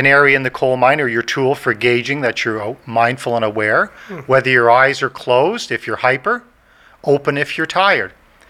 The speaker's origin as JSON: {"language": "English", "country": "Ireland", "said": "I said, no, I have ADHD. I'm Irish. I'm hyper. I'm a go. I'm a doer."}